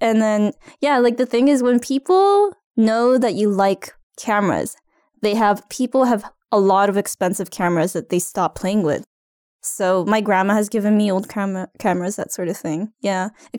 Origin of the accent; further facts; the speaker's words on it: Japan; moved away as an adult; also born or lived in California; now in Ottawa, Canada; I'm originally from Japan, just an hour and a half away from Tokyo. And I lived in California as a child, but otherwise grew up in Japan. And I moved to Ottawa 2 years ago.